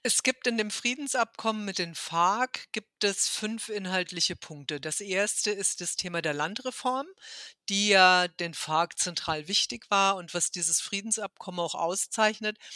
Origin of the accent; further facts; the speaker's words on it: Germany; mich als Deutsche